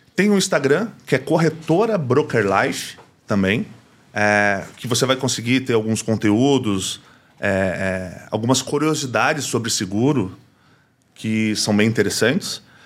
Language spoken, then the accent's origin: Portuguese; Brazil; sou brasileiro